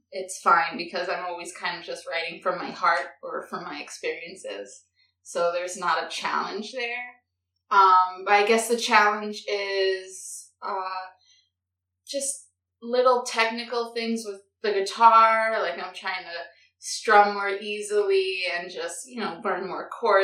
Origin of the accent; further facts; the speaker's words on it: New York City, New York, United States; born and raised in the Bronx